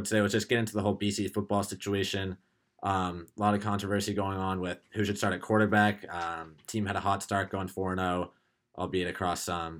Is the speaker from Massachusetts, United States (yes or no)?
yes; Andover, Massachusetts, United States; I'm a junior at Boston College from Andover, Mass.